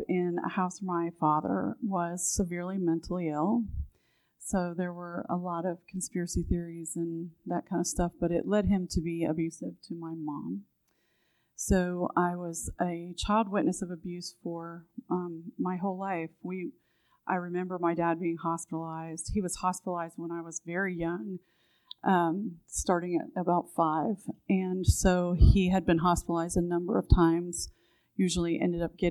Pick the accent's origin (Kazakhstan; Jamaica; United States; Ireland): United States; Newark; also born or lived in Washington, D.C. area; So I grew up here in Newark. We moved here from the Washington, D.C. area when I was